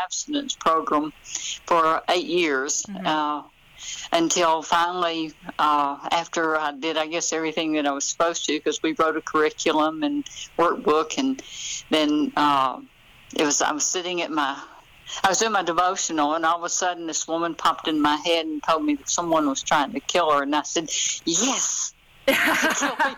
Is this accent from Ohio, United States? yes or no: no; Memphis, Tennessee, United States; now in North Mississippi, United States; I grew up in Memphis